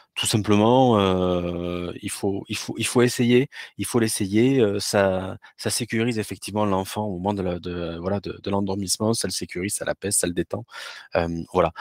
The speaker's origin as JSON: {"language": "French", "country": "France", "also_born_or_lived": "Toulouse", "said": "je suis français"}